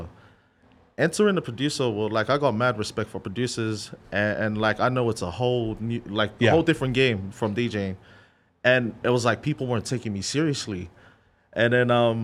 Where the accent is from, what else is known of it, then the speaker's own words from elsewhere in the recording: Sydney, New South Wales, Australia; me from Australia, I'm Australian born